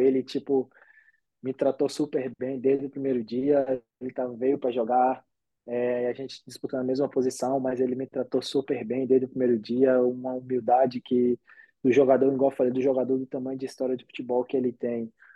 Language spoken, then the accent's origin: Portuguese; Brazil; moved away as an adult; also born or lived in Bahia; now in Germany; a gente vem do Brasil